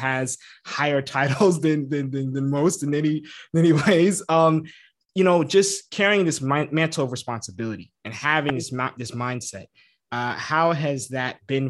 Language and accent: English; Philadelphia, Pennsylvania, United States; also born or lived in Atlanta; now in St. Louis, United States; I'm from Philly, so been around the VA area a little bit.